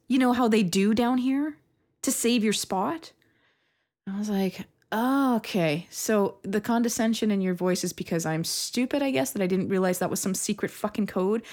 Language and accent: English; Canada; I'm very Canadian